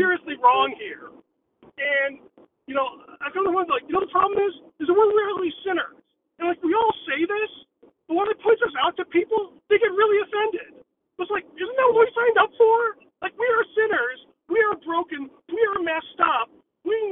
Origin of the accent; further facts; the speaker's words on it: United States; I am Asian, South Asian, Indian. I grew up in America